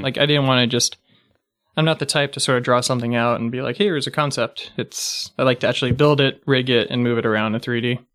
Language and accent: English; Pasadena, California, United States; also born or lived in San Francisco / Los Angeles; I actually grew up in, uh, Pasadena